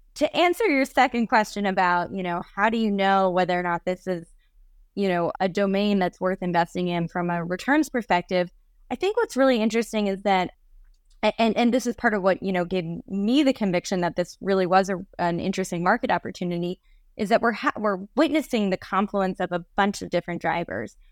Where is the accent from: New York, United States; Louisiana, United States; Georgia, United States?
New York, United States; I grew up mostly in New York